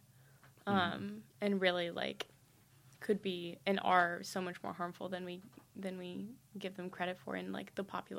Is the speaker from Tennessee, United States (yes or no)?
yes; Nashville, Tennessee, United States; I'm from Nashville and the traffic is horrendous